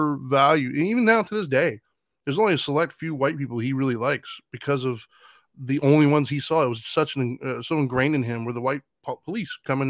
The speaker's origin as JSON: {"language": "English", "town": "Los Angeles", "region": "California", "country": "United States", "tie": "born there", "said": "I was born in East LA."}